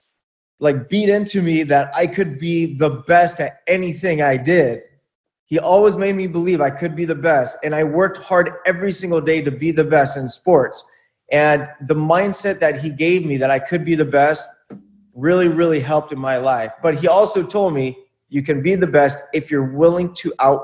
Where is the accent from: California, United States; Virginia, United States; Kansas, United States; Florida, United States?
California, United States; Buena Park; I grew up in Buena Park, California in the 90s